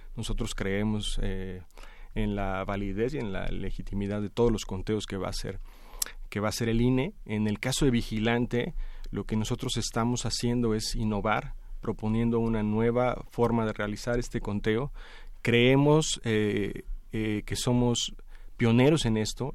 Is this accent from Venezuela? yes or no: no; Mexico; como la mayoría de los mexicanos